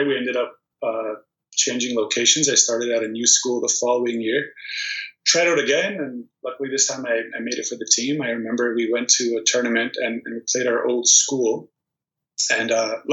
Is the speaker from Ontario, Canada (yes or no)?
yes; Toronto, Ontario, Canada; born or raised there; also born or lived in Prudnik, Poland